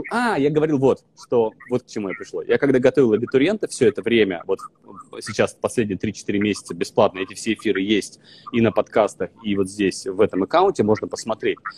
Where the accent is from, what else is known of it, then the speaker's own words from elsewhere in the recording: Vologda, Vologda Oblast, Russia; accent: northern; Я был изначально из Вологды, я приехал с северным с жутким говором